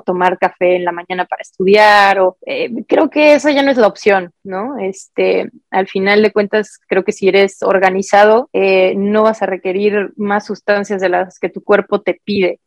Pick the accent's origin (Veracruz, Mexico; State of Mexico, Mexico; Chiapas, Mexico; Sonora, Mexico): Chiapas, Mexico; Tapachula; yo soy de Chiapas, de Tapachulas, frontera con Guatemala